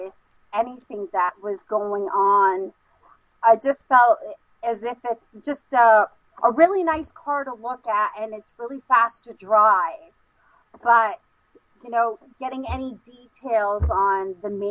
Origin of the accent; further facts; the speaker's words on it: New York City, New York, United States; now in upstate New York, United States; I was actually born and raised in Brooklyn, but now I live in upstate New York.